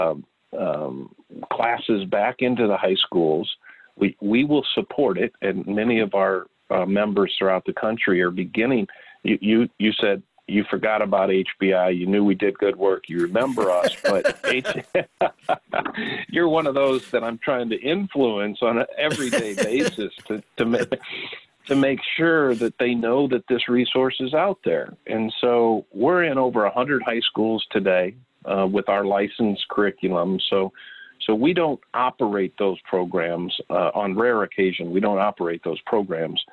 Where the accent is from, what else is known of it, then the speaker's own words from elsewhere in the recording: Bloomington, Illinois, United States; I'm from Bloomington, Illinois